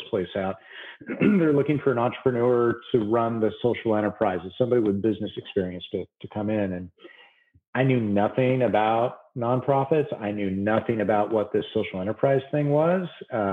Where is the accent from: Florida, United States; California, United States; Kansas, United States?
California, United States; San Francisco Bay Area; moved away as an adult; also born or lived in upstate New York / Washington, D.C. area; now in Southern California, United States; I'm from the Bay Area